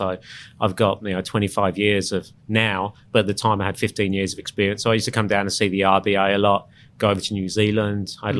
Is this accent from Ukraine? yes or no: no; England, United Kingdom; moved away as an adult; now in Sydney, Australia; I'm English.